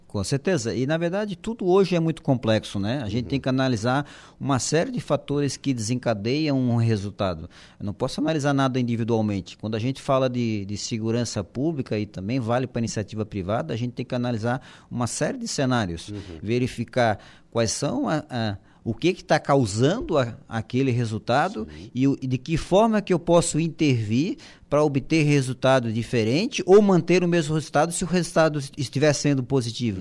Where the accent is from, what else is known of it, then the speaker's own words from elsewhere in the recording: Florianópolis, Santa Catarina, Brazil; eu sou lá de Florianópolis, né, manezinho da ilha. É, é, estudei a, a, minha vida escolar toda em, em colégio público